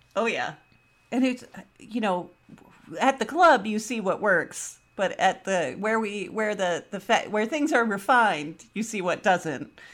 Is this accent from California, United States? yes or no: yes; the Bay Area, California, United States; I'm from the Bay